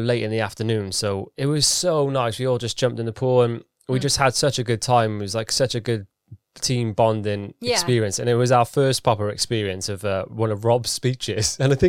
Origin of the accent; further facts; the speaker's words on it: United Kingdom; We're so British.